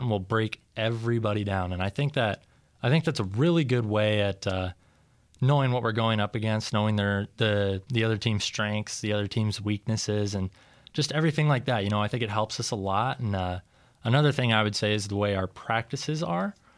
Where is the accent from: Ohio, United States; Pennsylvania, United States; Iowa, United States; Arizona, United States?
Iowa, United States; Storm Lake; I grew up in Storm Lake. I played football at Storm Lake